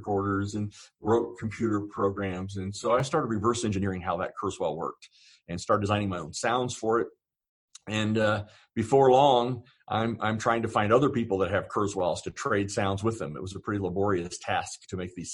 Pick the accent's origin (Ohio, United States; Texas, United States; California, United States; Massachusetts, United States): Ohio, United States; Southern; I grew up actually in Southern Ohio